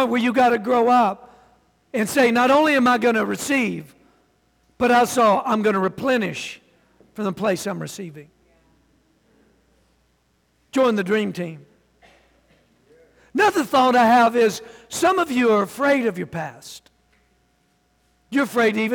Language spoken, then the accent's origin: English; the South, United States; I'm from the South